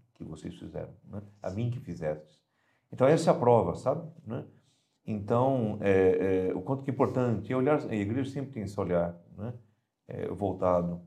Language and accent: Portuguese; São Paulo, Brazil; moved away; eu sou natural de São Paulo